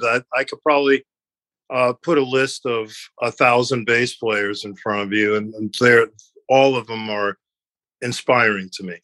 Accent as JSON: {"language": "English", "town": "New York City", "region": "New York", "country": "United States", "tie": "born or raised there", "said": "growing up in New York"}